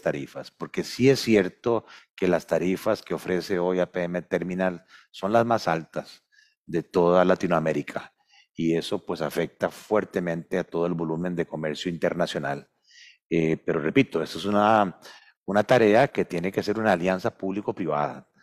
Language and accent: Spanish; Costa Rica; somos ante todo costarricenses